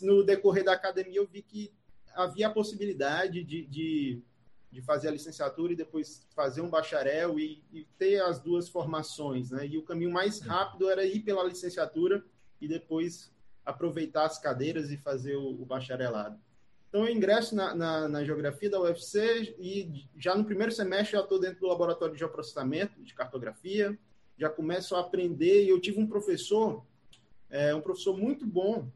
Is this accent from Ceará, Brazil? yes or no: yes; Jaguaribe, Ceará, Brazil; eu sou daqui do, do Ceará, eu sou de uma cidade, eu nasci em Jaguaribe